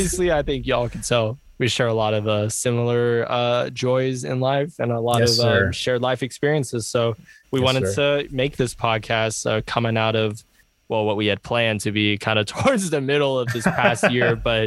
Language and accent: English; Seattle, Washington, United States; also born or lived in Pullman, Washington; We are from Seattle. If the homies know, you know, we rep it where we're from pretty hard. And you know, I grew up in Madrona. I spent a lot of time growing up in the Central District, which is where you're from, Jess.